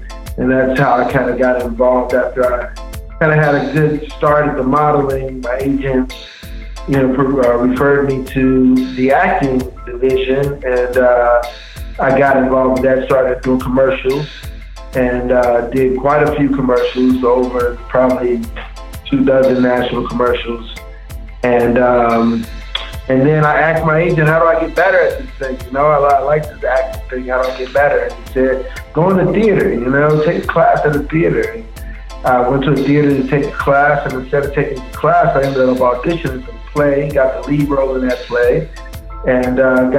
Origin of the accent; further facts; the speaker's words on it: Chicago, Illinois, United States; moved away as an adult; now in Atlanta, United States; I'm American born in Chicago, Illinois. I've been in Atlanta for about 10 years. Moved here with the fam